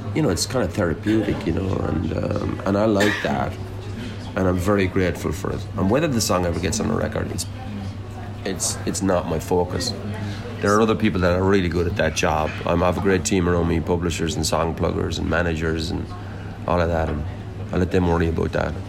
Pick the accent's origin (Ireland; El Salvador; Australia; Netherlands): Ireland; Limerick, Munster; moved away; also born or lived in London